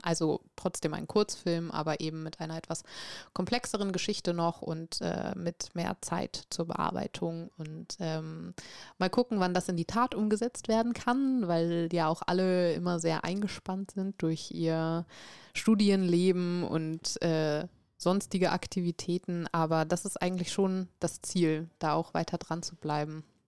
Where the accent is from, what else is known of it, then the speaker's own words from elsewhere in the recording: Bremen, Germany; also born or lived in Norway; tatsächlich komme ich aus Bremen